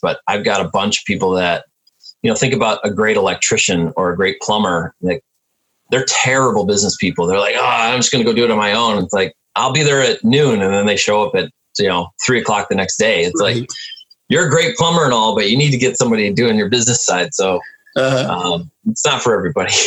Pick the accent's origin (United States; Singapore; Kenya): United States; Milwaukee, Wisconsin; also born or lived in Detroit, Michigan; I'm from Milwaukee, so we have Summerfest